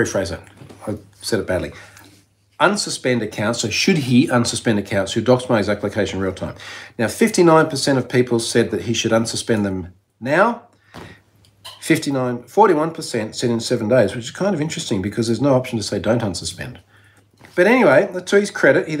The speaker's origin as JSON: {"language": "English", "country": "Australia", "also_born_or_lived": "London", "said": "as an Australian"}